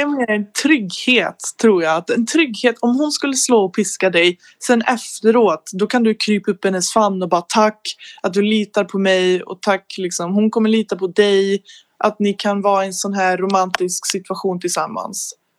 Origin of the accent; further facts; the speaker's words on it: Sweden; jag är 19, från Sverige